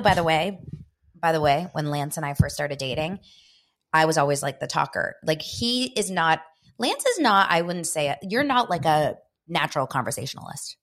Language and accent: English; Los Angeles, California, United States; in Israel, where my parents are from, they named me, even though I was born here in Los Angeles